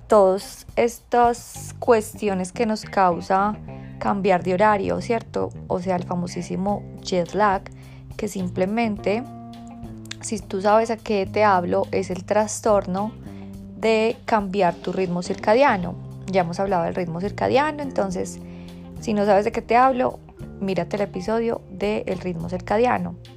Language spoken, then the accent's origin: Spanish; Bogotá, Colombia; moved away; desde Bogotá, mi tierra natal